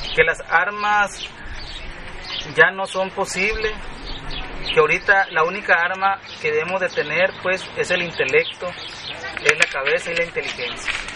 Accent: Yaqui, Sonora, Mexico; los indígenas y principalmente los yaquis estamos fuera de la ley

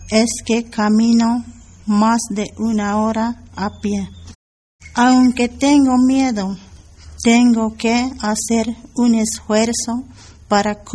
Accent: 16 de Febrero autonomous municipality, Chiapas, Mexico; Spanish is a second language; Vengo del municipio 16 de febrero.

